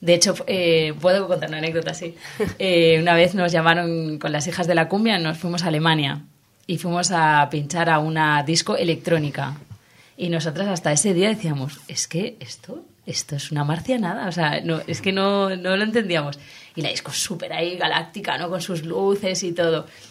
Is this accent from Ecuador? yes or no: no; Valencian Community, Spain; como valenciana que soy